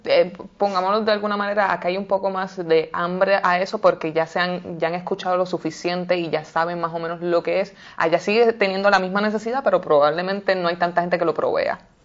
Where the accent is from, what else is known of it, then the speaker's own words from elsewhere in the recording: Puerto Rico; escuché de un proyecto que se estaba generando en mi país, Puerto Rico